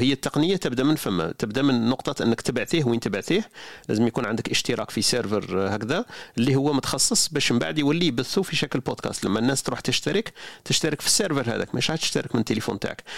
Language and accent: Arabic; Algeria; حنا الجزائريين